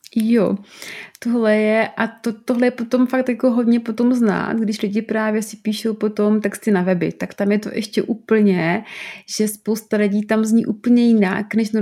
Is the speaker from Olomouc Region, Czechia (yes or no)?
no; South Moravian Region, Czechia; já třeba jsem z Moravy, z Jižní Moravy a záměrně používám nějaký slova občas